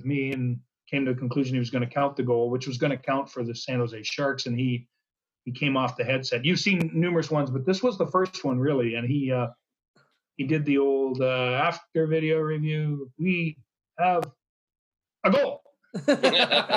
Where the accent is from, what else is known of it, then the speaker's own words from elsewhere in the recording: Parkhill, Ontario, Canada; now in Strathroy, Canada; I grew up in Park Hill. It's population 1,100.